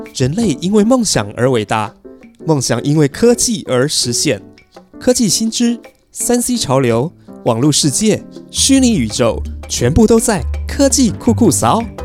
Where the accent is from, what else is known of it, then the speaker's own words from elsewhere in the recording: Taipei, Taiwan; 我的老家是万华